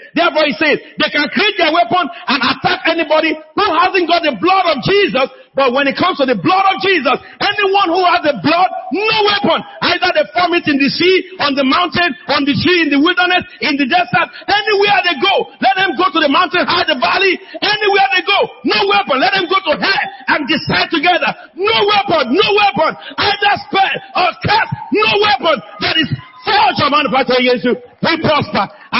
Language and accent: English; United Kingdom; It's my mother tongue. I'm an Englishman, but my mother is Bagura.